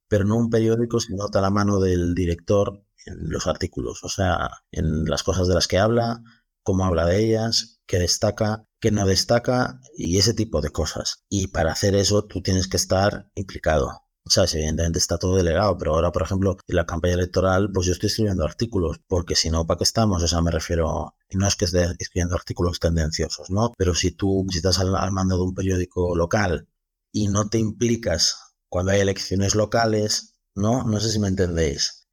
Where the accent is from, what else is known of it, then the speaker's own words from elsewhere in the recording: Galicia, Spain; nosotros somos gallegos